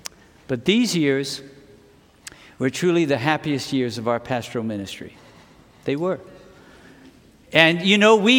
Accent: England, United Kingdom; born there; The British, when the British celebrate, I was born in England, the British celebrate like this.

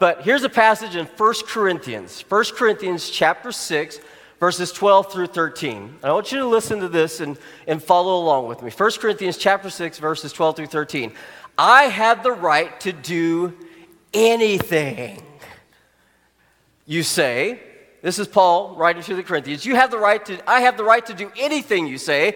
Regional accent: Arkansas, United States; where I grew up in Arkansas

